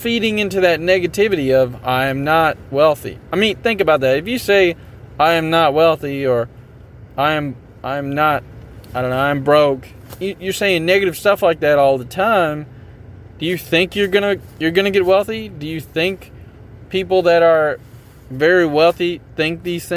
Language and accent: English; Tennessee, United States; I'm from Tennessee